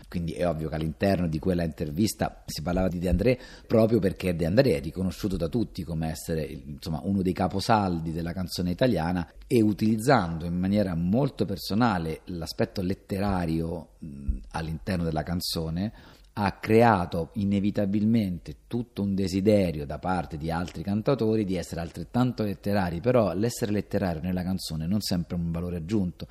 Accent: Rome, Lazio, Italy; sono cresciuto ai parioli a Roma

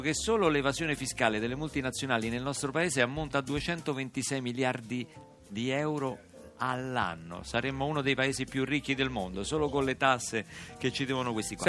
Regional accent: Rome, Lazio, Italy; io romano

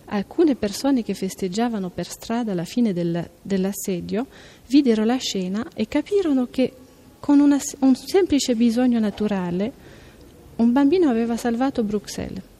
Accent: Wallonia, Belgium; first language French; Italian is a second language; vengo dal Belgio, eh, una, una parte del Belgio che è la Valonia, dove la lingua è il francese.

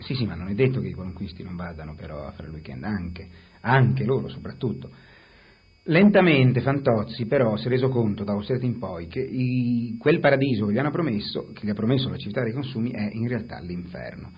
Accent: Genoa, Liguria, Italy; io sono genovese, sono nato a Genova nel 1938

